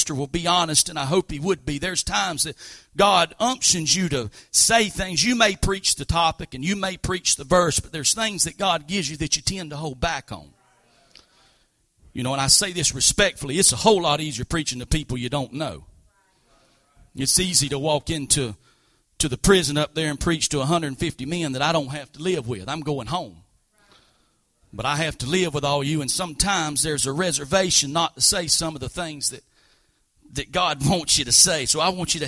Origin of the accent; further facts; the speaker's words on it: Hatch Bend, United States; spoke the English language a little bit different than I did growing up in Hatch Bend